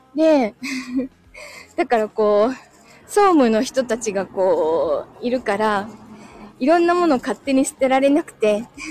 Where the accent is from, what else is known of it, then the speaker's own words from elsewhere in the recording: Yokohama, Kanagawa, Japan; 自分は、横浜生まれだしね。いい横浜に住んでるでしょ